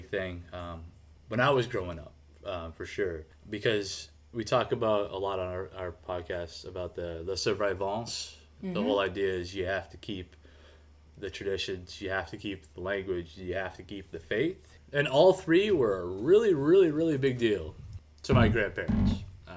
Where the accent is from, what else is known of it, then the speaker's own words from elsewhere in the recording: Manchester, New Hampshire, United States; Baptized into, at the time, at least in Manchester